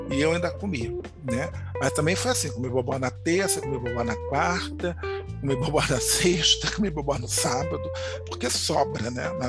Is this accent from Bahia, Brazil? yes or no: yes; Bahia, Brazil; porque eu sou baiana, sou arretada, sou isso, sou aquilo.